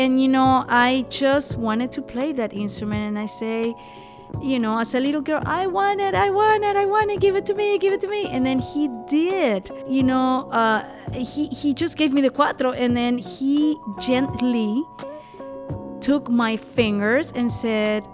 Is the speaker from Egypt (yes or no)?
no; Venezuela; now in Bay Area, United States; I am from Venezuela, South America